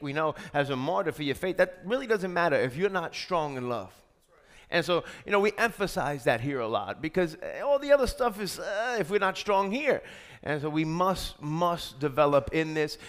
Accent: New York, United States; I'm from New York

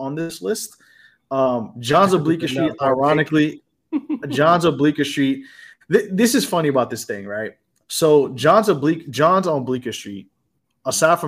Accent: New York City, New York, United States; I'm from New York City.

